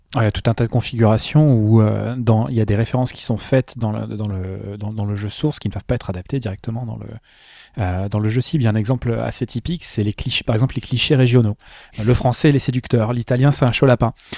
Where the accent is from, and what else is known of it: France